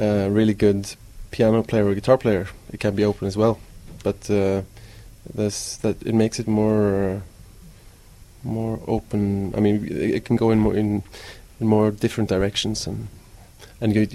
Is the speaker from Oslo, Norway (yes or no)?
no; Stavanger, Rogaland, Norway; I grew up in Stavanger, which is on the west coast of Norway